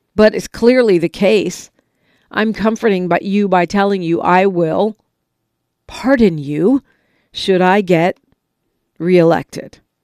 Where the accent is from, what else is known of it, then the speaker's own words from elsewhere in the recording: California, United States; as a Californian, right, a, a resident of the Golden State